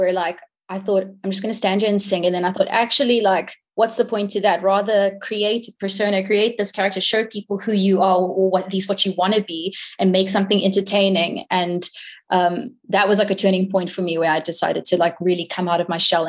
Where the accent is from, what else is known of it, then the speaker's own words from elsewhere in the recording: Hong Kong; like I grew up in Hong Kong, and the music scene there, it almost isn't really a scene because it's so diverse.